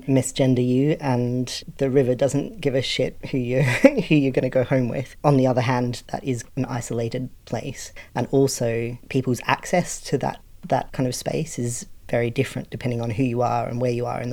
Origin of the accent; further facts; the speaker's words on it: Australia; now in United Kingdom; I'm Australian, living in the UK